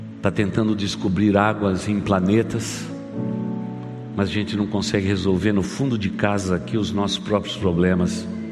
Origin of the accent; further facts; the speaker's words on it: Brazil; termos nascido nesse país, o Brasil